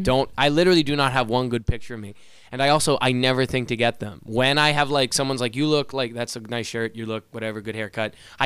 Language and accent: English; Swampscott, Massachusetts, United States; I did grow up in Swampscott, and I was still poor.